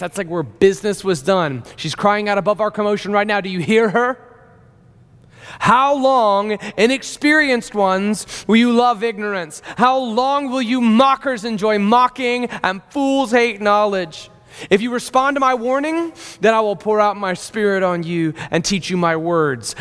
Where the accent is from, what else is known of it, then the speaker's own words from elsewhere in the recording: Deep South, United States; I remember growing up in the Deep South